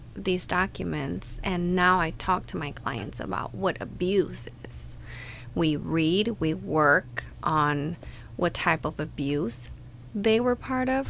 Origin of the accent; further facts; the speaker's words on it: Mexico; moved away as an adult; And I grew up in Mexico, and until I moved here a year ago